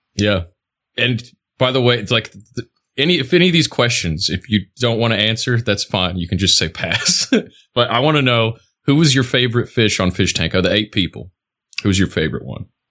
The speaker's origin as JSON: {"language": "English", "town": "Toledo", "region": "Ohio", "country": "United States", "tie": "born or raised there", "also_born_or_lived": "Knoxville, Tennessee", "moved": "yes", "said": "I lived in Tennessee, out near Knoxville, but uh, I grew up in Toledo, right by the Ohio Michigan border."}